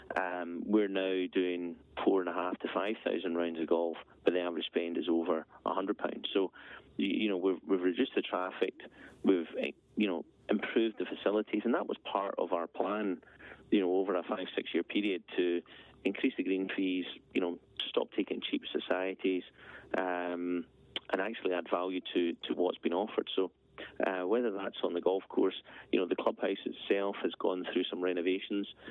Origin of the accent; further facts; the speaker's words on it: Aberfeldy, Scotland, United Kingdom; also born or lived in Edinburgh; So, halfway between Perth and Inverness, small village Aberfeldy. Um, grew up there